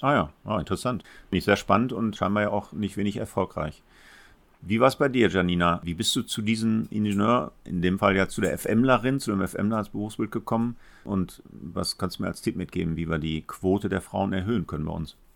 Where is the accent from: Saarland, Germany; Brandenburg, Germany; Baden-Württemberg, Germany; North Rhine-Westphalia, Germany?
North Rhine-Westphalia, Germany; Essen; also born or lived in Gelsenkirchen; Als Essener Kind